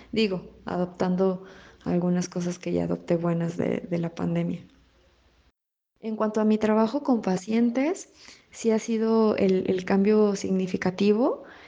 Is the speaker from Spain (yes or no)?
no; León, Guanajuato, Mexico; soy de León, Guanajuato tengo 32 años